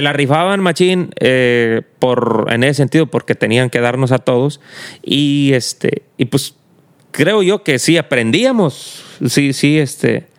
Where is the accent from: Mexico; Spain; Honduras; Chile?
Mexico; donde yo estudio, allá en México, eh, pues en el, en el rancho de donde yo soy